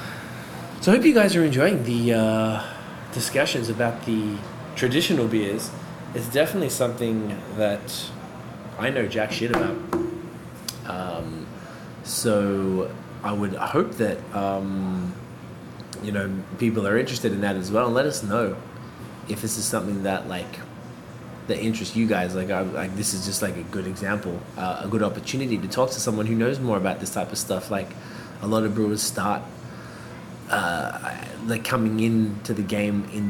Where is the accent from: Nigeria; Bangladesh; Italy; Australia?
Australia; moved away; I'm from Australia, so I went back recently